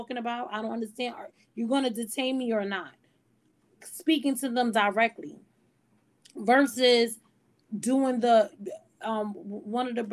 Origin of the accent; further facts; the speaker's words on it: United States; I'm an American Black